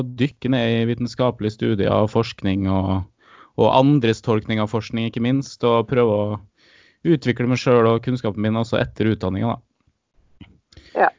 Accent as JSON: {"language": "Norwegian", "town": "Molde", "region": "Møre og Romsdal", "country": "Norway", "accent": "Romsdal dialect", "said": "kommer fra Molde"}